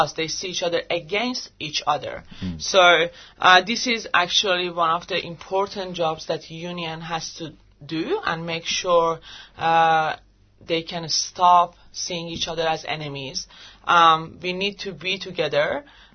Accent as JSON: {"language": "English", "country": "Iran", "second_language": "English", "moved": "as an adult", "lives_now": "Australia", "said": "I'm from Iran"}